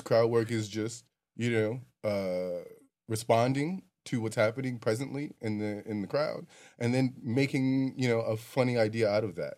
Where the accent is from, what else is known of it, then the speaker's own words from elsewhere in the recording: New York, United States; as a New Yorker